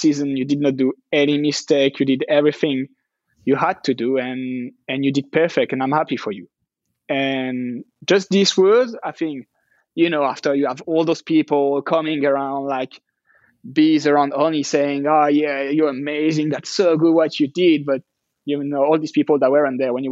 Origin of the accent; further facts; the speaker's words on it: France; It's really close to France, and even more where I'm from. It's 90 minutes drive for my hometown.